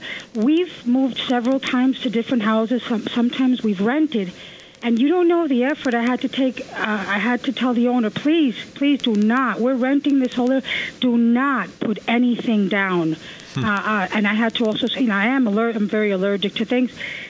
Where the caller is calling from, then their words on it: Ridgewood, New Jersey, United States; I'm calling from Ridgewood, New Jersey. So we bought this house 2 years ago. It's not a big house in Ridgewood.